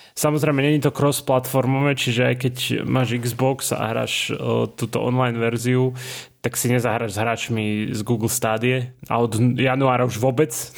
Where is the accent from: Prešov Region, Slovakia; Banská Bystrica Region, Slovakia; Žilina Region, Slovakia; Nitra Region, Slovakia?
Banská Bystrica Region, Slovakia; Banská Bystrica; moved away; som z Bystrice